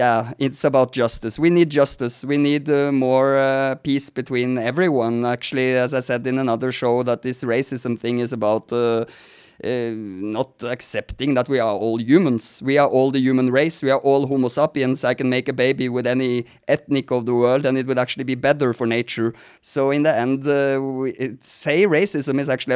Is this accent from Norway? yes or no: yes; Norway; now in United States; Now I'm sitting talking to you in America, but I'm actually Scandinavian. I'm from Norway